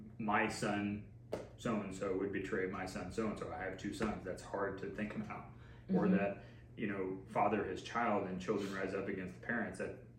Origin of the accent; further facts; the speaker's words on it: United States; I'm an American